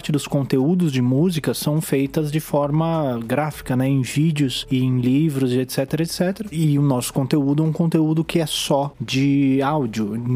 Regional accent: São Paulo, Brazil; eu sou de São Paulo

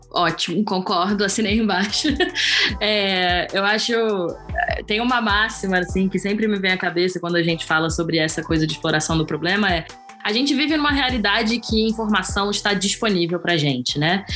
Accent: Rio de Janeiro, Brazil; moved away as an adult; now in Portugal; sou carioca, do carnaval de rua do Rio

